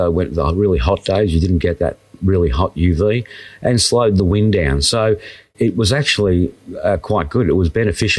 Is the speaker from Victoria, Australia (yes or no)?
yes; Wandin, Victoria, Australia; born or raised there